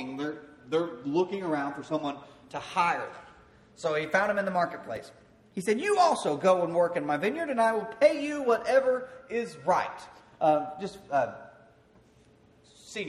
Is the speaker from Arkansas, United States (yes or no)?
yes; Queen, Arkansas, United States; moved away; Where I grew up in Queen, Arkansas, there weren't a whole lot of musicians